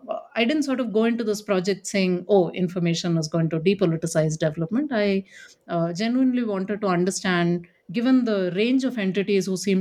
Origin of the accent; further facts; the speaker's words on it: Delhi, India; now in Bangalore, India; I was born in Delhi in India